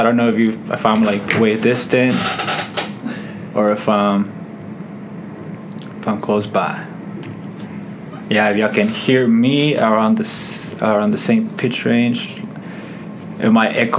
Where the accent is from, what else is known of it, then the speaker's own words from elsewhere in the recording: Ciudad Juárez, Chihuahua, Mexico; now in Houston, United States; I'm from Mexico, Juarez. I came here to Houston, basically the U.S., around 1999, 2000.